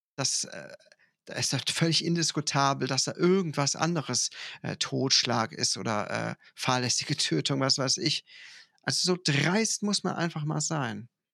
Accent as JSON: {"language": "German", "town": "Ruppichteroth", "region": "North Rhine-Westphalia", "country": "Germany", "said": "bei uns in Ruppichteroth gibt es das traditionelle, sehr, sehr, sehr lustige Winterfest"}